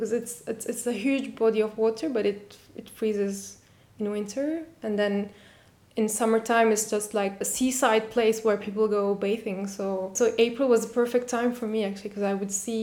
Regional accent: Turkey; I'm from Turkey and I have parents from all over this geographical place

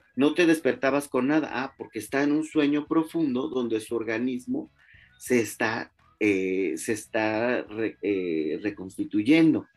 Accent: Mexico; como mexicanos

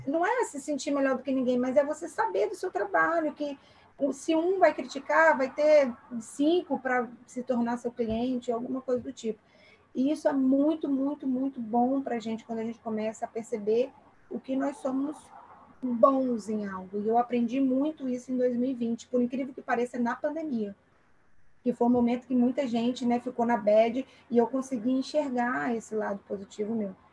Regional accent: Aracruz, Espírito Santo, Brazil; moved away; eu sou natural de Aracruz, ah, de onde? É de Barra do Riacho

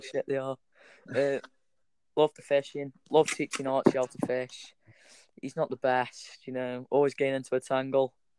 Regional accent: Stoke-on-Trent, West Midlands, United Kingdom; I was born in Stoke-on-Trent, born at the Royal Stoke Hospital

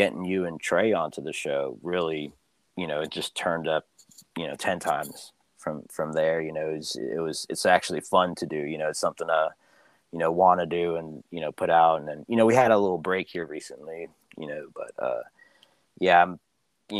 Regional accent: Philippines; it's where I'm from. But you know, the Philippines

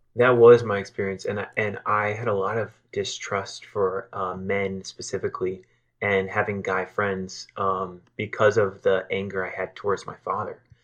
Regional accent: South Florida, United States; moved away as an adult; also born or lived in Los Angeles; I was living in L A and I'm, I'm from South Florida

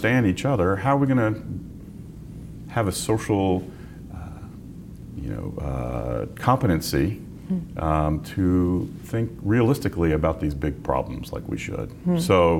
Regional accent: Memphis, Tennessee, United States; we're from Memphis

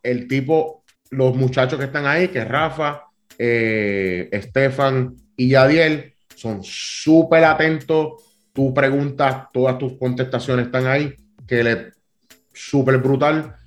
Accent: Cataño, Puerto Rico; yo soy un muchacho eh, criado, soy de Cataño, o bien orgulloso de ser de Cataño, un residencial público.

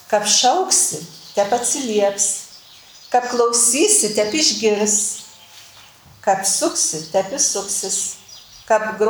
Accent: near Prienai, Kaunas County, Lithuania; accent: Kapsas (Kapsų tarmė); Mano tarmė, aš esu gimus taip netoli prienų, tik toj pusė, mus nuo Dzukijos skirdavo Nemunas, o iki prienų man buvo 11 km. Ir taigi ta mano tarmė yra tokia e, kapsų.

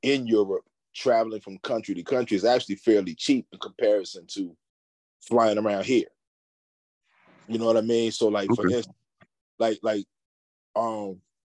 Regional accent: East Coast, United States; now in Los Angeles, United States; I'm from the East Coast.

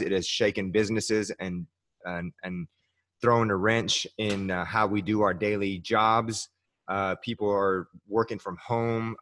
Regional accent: Iran; moved away; And I'm from the Middle East. I'm from Iran.

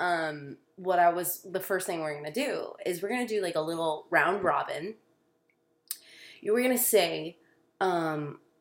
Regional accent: Florida, United States; also born or lived in Dallas area, Texas; It's our homeland

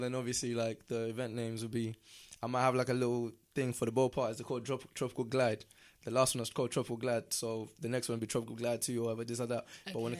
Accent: Southampton, South East England, United Kingdom; now in Guildford, United Kingdom; because we're from South, where Southampton is like a little, it's like a little IB, it's like a little IB for in it, where it's like you got all the clubs in one place type thing.

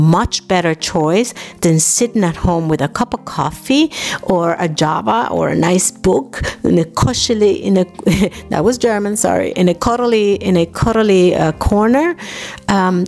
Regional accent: New York City, New York, United States; moved away as an adult; also born or lived in Dominican Republic; now in Germany; I was born in Dominican Republic, I grew up in New York City

